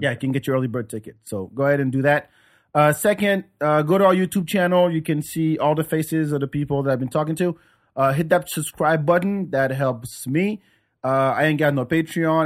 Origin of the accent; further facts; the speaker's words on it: France; moved away as an adult; also born or lived in Senegal; now in United States; growing up in France